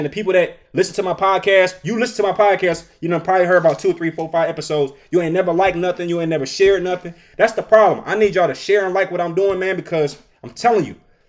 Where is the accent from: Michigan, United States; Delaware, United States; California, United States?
Michigan, United States; Detroit; I'm from Detroit.